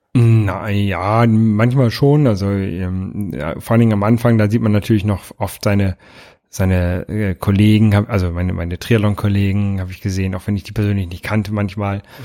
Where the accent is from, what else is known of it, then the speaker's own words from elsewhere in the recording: Hamburg, Germany; als Hamburger